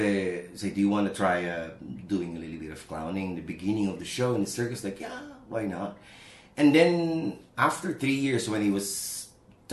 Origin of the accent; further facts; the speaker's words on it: Calabarzon, Philippines; now in Zhuhai, China; I'm from Cavite, Philippines. It's about 45 minutes away from Manila with no traffic.